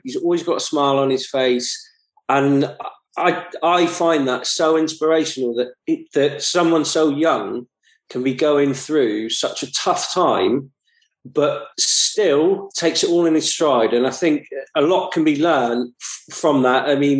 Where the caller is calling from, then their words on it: Stoke-on-Trent, West Midlands, United Kingdom; I'm currently joining you from Stoke-on-Trent.